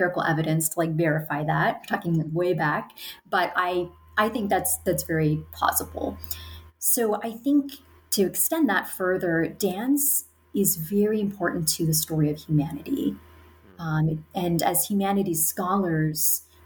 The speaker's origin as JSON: {"language": "English", "country": "United States", "said": "I'm an American. I'm talking to you from the United States"}